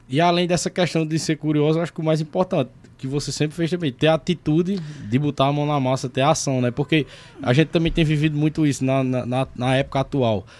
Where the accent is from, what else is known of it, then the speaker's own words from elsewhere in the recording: Sumé, Paraíba, Brazil; also born or lived in São Paulo; eu nasci em São Paulo em noventa e quatro, mas eu, minha família veio embora pra Sumé, eu tinha três anos de idade.